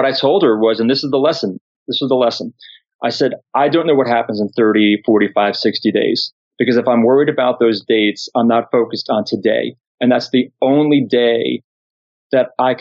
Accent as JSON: {"language": "English", "area": "Long Island", "region": "New York", "country": "United States", "tie": "born or raised there", "said": "I grew up on Long Island, New York"}